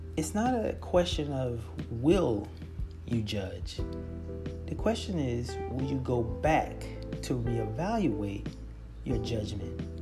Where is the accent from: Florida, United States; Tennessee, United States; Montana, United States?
Florida, United States; South; I'm from South Florida